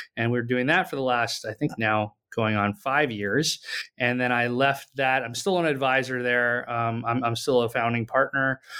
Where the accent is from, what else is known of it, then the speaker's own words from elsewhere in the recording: Pakistan; moved away as an adult; now in United States; I grew up in Pakistan and I came to the U S for college